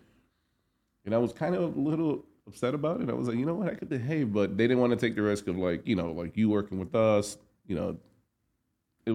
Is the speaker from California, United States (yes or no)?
no; New York City, New York, United States; Grew up in New York, born and raised in Manhattan